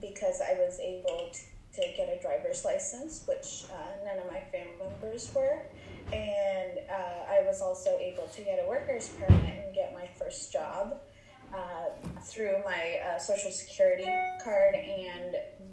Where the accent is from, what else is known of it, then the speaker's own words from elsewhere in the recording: Oregon, United States; also born or lived in Guadalajara, Mexico / California; lived in California till I was about 7 or 8, and then moved to Oregon